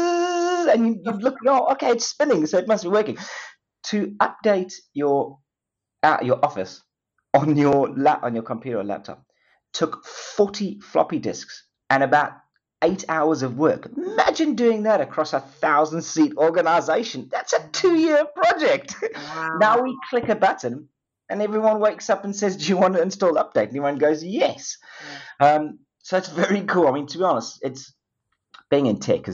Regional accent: Durban, KwaZulu-Natal, South Africa; accent: South African; moved away as an adult; also born or lived in United Kingdom; my accent, South African born. Myself and Kevin Reed were both, surprisingly, both born in the same same town in Durban in South Africa

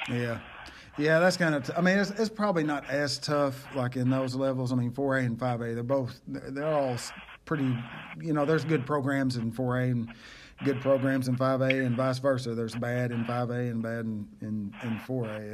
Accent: Fox, Oklahoma, United States; growing up in Fox in the in the nineties

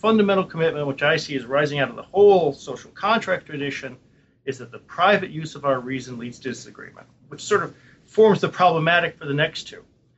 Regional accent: Buffalo, New York, United States; moved away; I come from Buffalo.

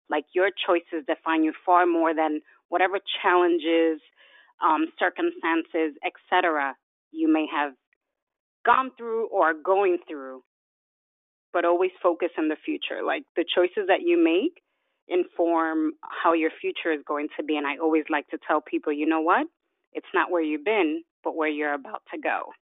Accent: New York City, New York, United States; also born or lived in Dominican Republic; I was born in Dominican Republic and raised in New York City

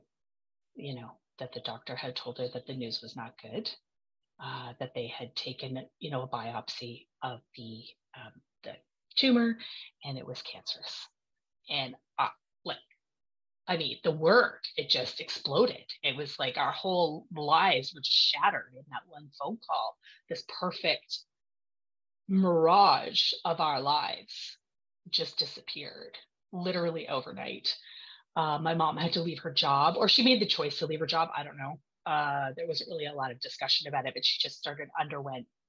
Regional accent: Vancouver, British Columbia, Canada; now in Ottawa, Canada; I am from Ottawa, Ontario, which is the capital of Canada. I didn't grow up here. I'm from Vancouver originally

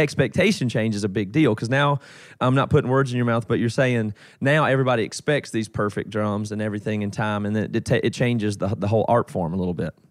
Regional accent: South Carolina, United States; now in Seattle, United States; I'm from South Carolina originally

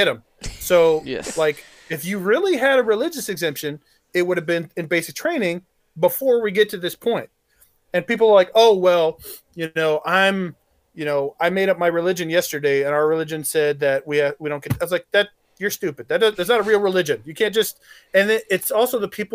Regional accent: Arkansas, United States; I grew up in Arkansas and I was persecuted for my religion because they're all Southern Baptists and they hate Catholics.

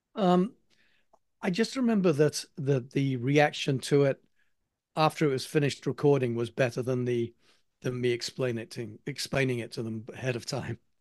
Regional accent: England, United Kingdom; accent: English; now in United States; being an Englishman

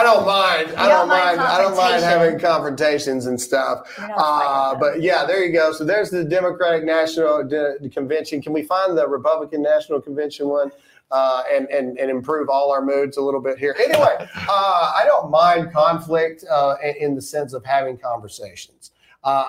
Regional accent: Lowndes County, Mississippi, United States; I happen to be born and raised in Mississippi too. Lowndes County

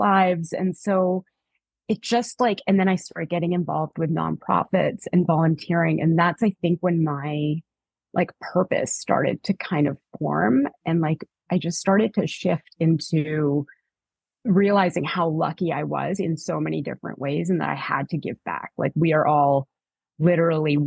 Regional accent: Canada; moved away; also born or lived in New York; I'm from Canada.

